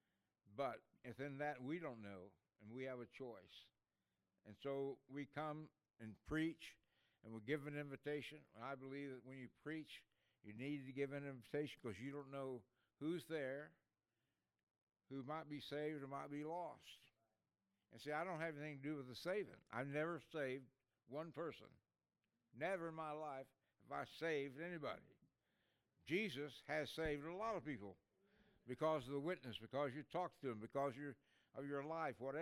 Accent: Ada, Oklahoma, United States; I grew up in a place called Ada, Oklahoma

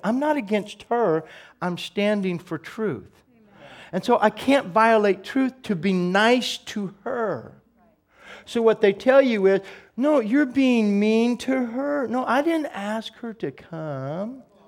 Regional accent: United States; as an American

